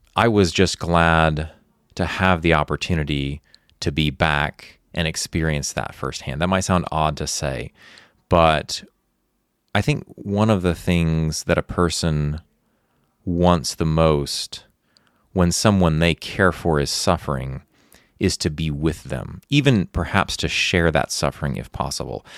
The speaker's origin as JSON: {"language": "English", "country": "United States", "also_born_or_lived": "Ukraine", "moved": "as an adult", "said": "I'm an American"}